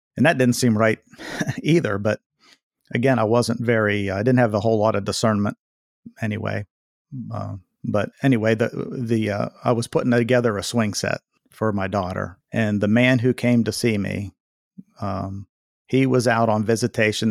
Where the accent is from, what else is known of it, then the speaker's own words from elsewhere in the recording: Waynesburg, Pennsylvania, United States; also born or lived in Connecticut; I was born here in Waynesburg, Pennsylvania, and, uh, you know, grew up a church going young man